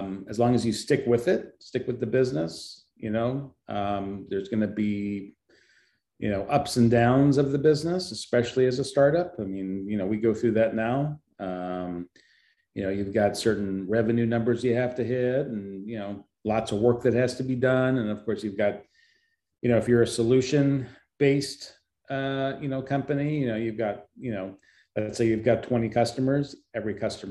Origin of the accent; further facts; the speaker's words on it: Philadelphia, Pennsylvania, United States; moved away; also born or lived in California; I had moved to California from back east, because I was born in Philadelphia